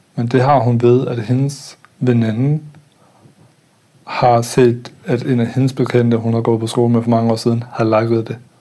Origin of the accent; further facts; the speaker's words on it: Denmark; moved away; also born or lived in Østerbro, Copenhagen / Nørrebro, Copenhagen; en kultur, jeg voksede op i i Jylland